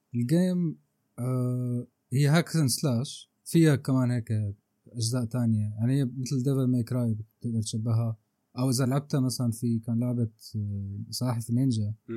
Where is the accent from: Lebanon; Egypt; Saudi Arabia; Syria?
Syria; نحن عندنا بسوريا